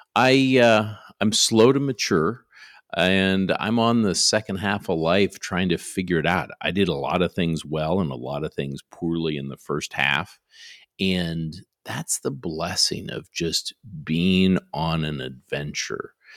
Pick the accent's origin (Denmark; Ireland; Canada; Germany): Canada; now in Garland, United States; I grew up in Canada